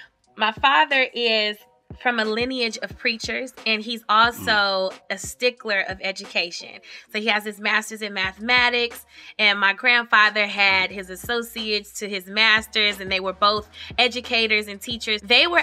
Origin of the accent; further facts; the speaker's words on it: Detroit, Michigan, United States; Where am I from? Detroit, Michigan. Mm-hmm. I'm a city girl. I am also in the suburbs now.